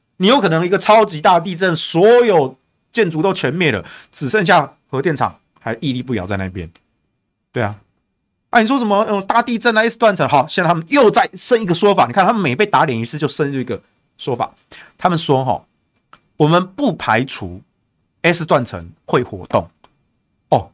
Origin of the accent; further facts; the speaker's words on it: Taichung, Taiwan; 所以我自己身为台中人啊，你知道我们台中有中火，然后我们又有台中港